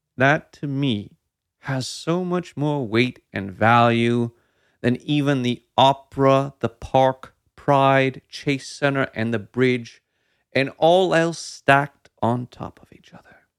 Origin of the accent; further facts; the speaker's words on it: Sonoma County, California, United States; moved away as an adult; also born or lived in San Francisco; As a native Sonoman